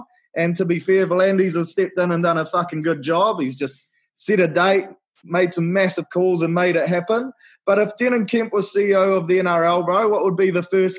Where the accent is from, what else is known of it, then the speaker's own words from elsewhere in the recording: New Zealand; as a Kiwi bloke